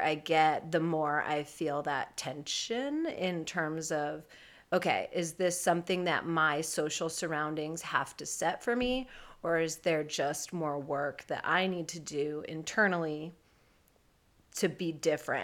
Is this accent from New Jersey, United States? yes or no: no; San Francisco Bay Area, California, United States; I am from the Bay Area, born and raised here